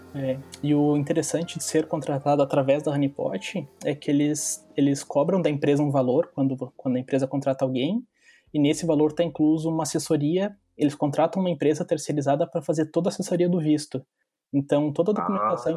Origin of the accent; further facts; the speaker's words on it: Lages, Santa Catarina, Brazil; moved away as an adult; also born or lived in Florianópolis; now in Hamburg, Germany; quando eu me mudei de Lages, que era minha cidade natal, uma cidade pequena, para Florianópolis